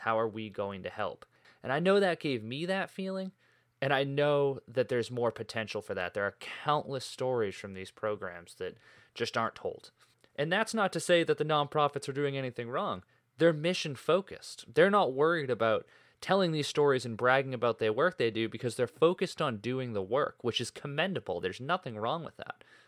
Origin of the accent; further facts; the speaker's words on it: Boston, Massachusetts, United States; also born or lived in Maine; I grew up in the North Shore of Boston, Massachusetts